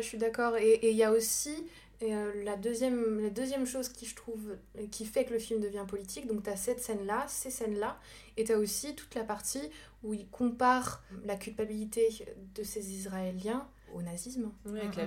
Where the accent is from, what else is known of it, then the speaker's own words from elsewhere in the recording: France; en tant que française